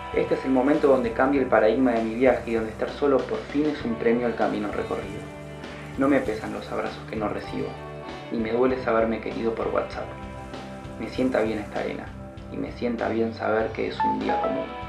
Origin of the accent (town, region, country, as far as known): Argentina; moved away as an adult; also born or lived in Seville, Spain; now in Ibiza, Spain